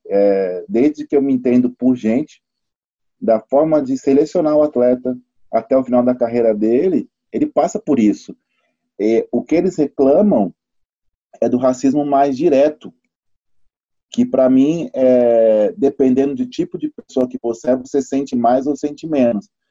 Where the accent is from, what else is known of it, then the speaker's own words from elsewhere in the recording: São Paulo, Brazil; Eu sou de São Paulo, Zona Sul. BM22 Osana Sul, Capão Redondo e Grajaú